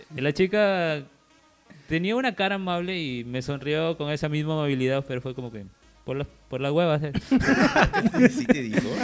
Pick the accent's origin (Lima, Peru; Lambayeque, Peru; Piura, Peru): Piura, Peru; La Unión; yo me regresaba a mi pueblo